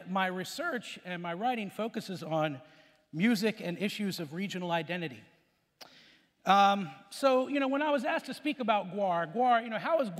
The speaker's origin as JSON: {"language": "English", "town": "Hopewell", "region": "Virginia", "country": "United States", "also_born_or_lived": "Richmond, Virginia", "said": "I am a musician. I'm from Richmond, Virginia, from Hopewell, Virginia, actually."}